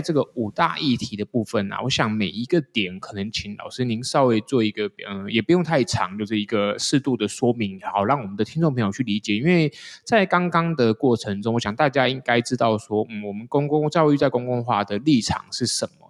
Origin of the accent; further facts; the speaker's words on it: Taiwan; 台湾这个节骨眼已经，我应该说，我们现在是全世界出生率最低的国家嘛